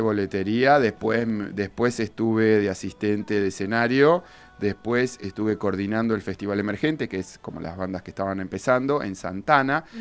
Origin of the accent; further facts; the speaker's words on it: Bahía Blanca, Buenos Aires Province, Argentina; vengo de Bahía, donde no somos tantos